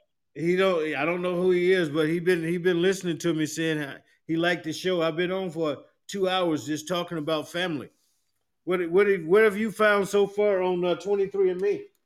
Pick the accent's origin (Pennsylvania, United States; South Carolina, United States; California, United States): South Carolina, United States; Union; moved away; I grew up in Union, went to Union High School, getting ready to move back down to Union